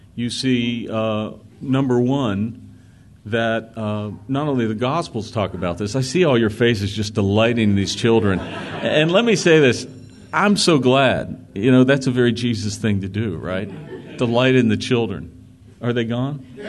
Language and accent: English; Pittsburgh, Pennsylvania, United States; I grew up in an area in Pittsburgh.